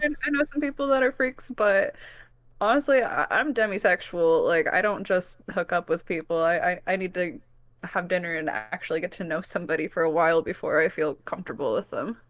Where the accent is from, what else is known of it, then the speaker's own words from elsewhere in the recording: Wisconsin, United States; now in Kansas City, United States; I was born on the Organic Valley Farm, actually, in Wisconsin